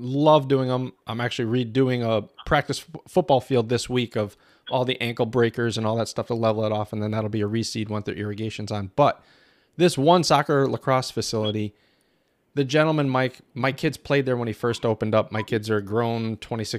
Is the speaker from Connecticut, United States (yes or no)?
yes; Connecticut, United States; I'm in Connecticut